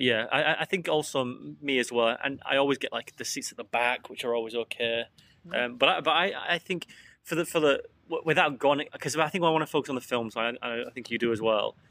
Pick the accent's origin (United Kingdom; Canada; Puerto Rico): United Kingdom; England; I'm English